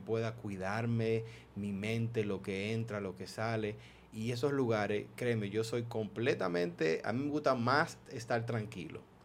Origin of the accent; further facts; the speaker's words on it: Maryland, United States; moved away; yo me crié en Estados Unidos prácticamente, entonces en donde yo viví en Maryland